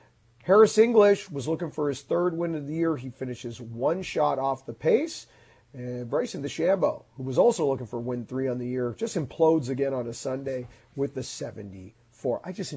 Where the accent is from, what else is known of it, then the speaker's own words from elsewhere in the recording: Canada; we're Canadian golf fans